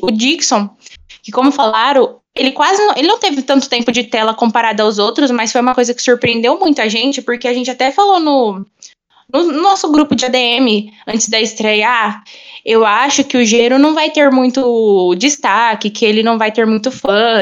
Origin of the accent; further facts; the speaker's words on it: São Paulo, Brazil; sou de São Paulo